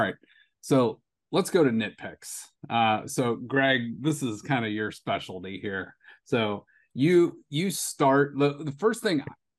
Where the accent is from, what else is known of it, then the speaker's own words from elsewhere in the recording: Youngstown, Ohio, United States; I mean, we're from Youngstown. We know about steel mills